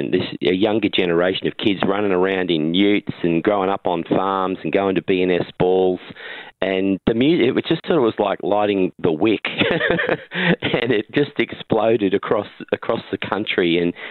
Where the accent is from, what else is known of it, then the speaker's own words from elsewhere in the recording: the Riverina, New South Wales, Australia; I grew up in the Riverina, and it all kicked off, you know, down that way. That's my stomping ground.